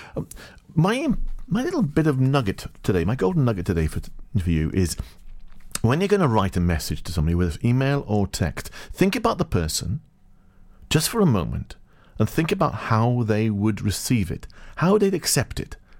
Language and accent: English; Farnborough, South East England, United Kingdom; moved away; also born or lived in Rhondda Valleys, Wales; I'm from Farnborough, Hampshire